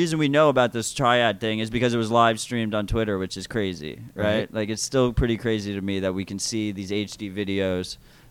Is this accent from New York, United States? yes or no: yes; New York, United States; as a New Yorker